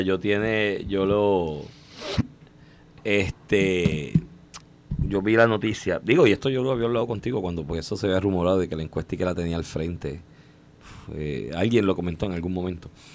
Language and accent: Spanish; Puerto Rico; todos nosotros como puertorriqueños